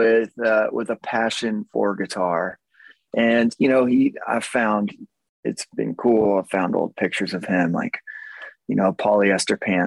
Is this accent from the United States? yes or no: yes; Magnolia, Texas, United States; also born or lived in Los Angeles / New York / Austin; Zach and I, we grew up together in Magnolia.